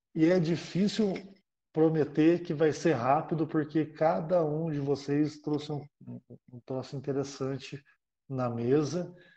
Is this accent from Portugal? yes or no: no; Brazil; a gente, como brasileiro